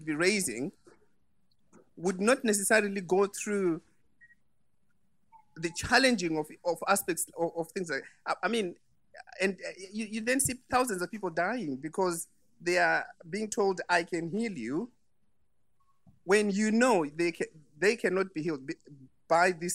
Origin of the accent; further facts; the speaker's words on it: Zimbabwe; moved away; I'm originally from Southern Africa, from Zimbabwe